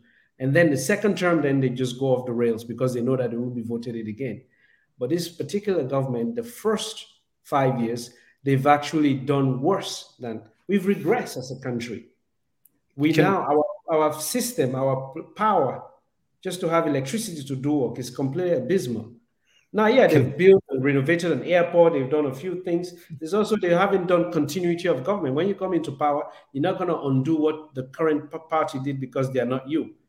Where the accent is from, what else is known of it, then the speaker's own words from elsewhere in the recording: Southern Province, Sierra Leone; In the context of Sierra Leone, I'm Mende. I come from the South